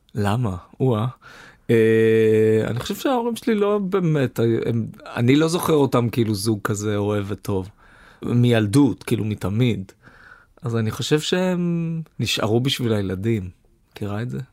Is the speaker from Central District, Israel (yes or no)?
no; Herzliya, Tel Aviv District, Israel; moved away as an adult; אני גדלתי בהרצליה